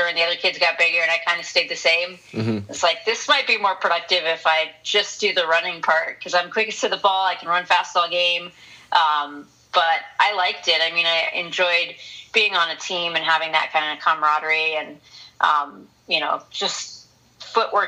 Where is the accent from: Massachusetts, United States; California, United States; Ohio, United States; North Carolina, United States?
California, United States; Southern; I'm from Southern California